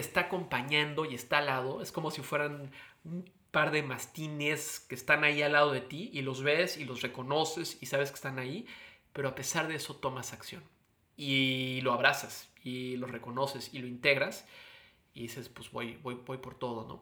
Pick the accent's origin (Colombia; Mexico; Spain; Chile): Mexico; moved away; como un mexicano con inmensos privilegios